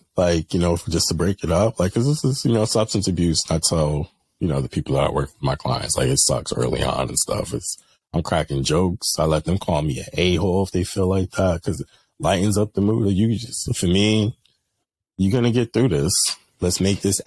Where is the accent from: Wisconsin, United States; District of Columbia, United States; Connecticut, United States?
Connecticut, United States; Bridgeport; I'm from Bridgeport.